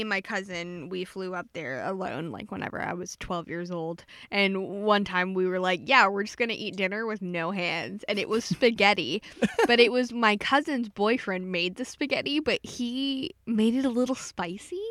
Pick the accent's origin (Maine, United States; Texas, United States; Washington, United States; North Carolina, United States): Texas, United States; Pasadena; my hometown Pasadena